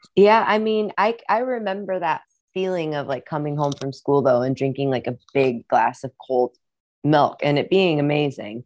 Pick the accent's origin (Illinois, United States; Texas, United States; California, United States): Illinois, United States; Rock Island; accent: Midwestern; moved away; also born or lived in Iowa; I grew up in Rock Island, Illinois